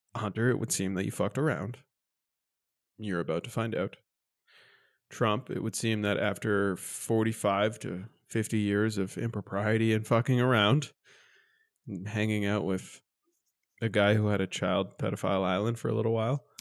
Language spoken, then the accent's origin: English; Canada; as a Canadian